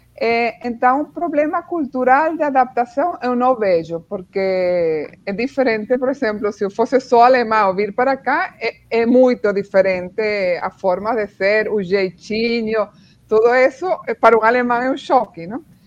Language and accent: Portuguese; Venezuela; Portuguese is a second language; moved away as an adult; also born or lived in Spain; now in Brazil; meus pais são alemães, mas eles emigraram para a Venezuela, então nasci e cresci na Venezuela